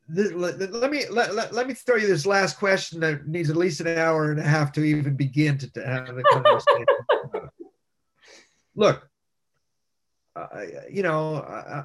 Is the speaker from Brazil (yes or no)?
no; Montreal, Quebec, Canada; moved away as an adult; now in United States; as a young child, my parents would take me across town to see all of the Christmas decorations across Montreal